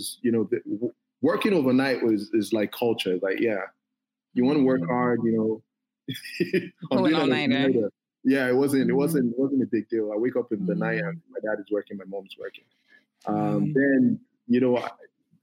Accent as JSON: {"language": "English", "town": "Ife", "region": "Osun", "country": "Nigeria", "tie": "born or raised there", "also_born_or_lived": "Davis, California", "said": "we grew up in Ife. Ife is a small town."}